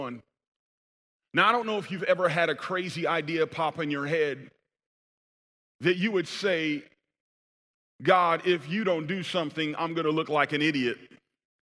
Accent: Sacramento, California, United States; moved away; also born or lived in Bay Area; in Sacramento, where I'm actually from

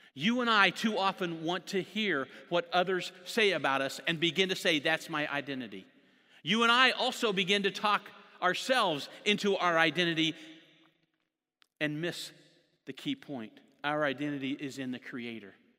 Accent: Jonesboro, Indiana, United States; moved away as an adult; now in Sacramento, United States; I grew up in Jonesboro

